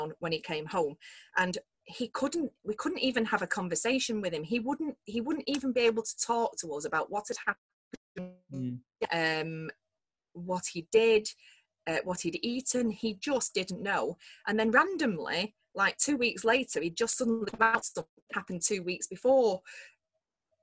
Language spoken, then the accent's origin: English; Manchester, North West England, United Kingdom; we're from Manchester